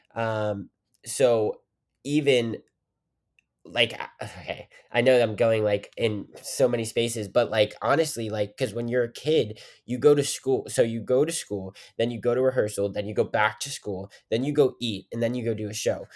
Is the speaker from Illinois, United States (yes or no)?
no; Weirton, West Virginia, United States; also born or lived in Pittsburgh, Pennsylvania; I, I'm from Weirton, West Virginia